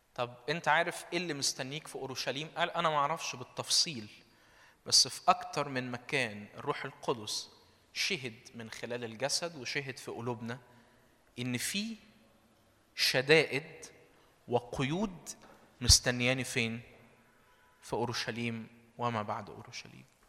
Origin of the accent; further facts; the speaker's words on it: Minya, Minya Governorate, Egypt; من المنيا